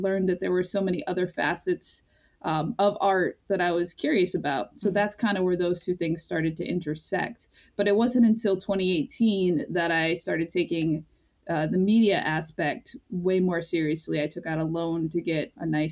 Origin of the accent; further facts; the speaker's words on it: Pine Point, Maine, United States; I grew up in Pine Point, partly because my parents were divorced, but my dad lived there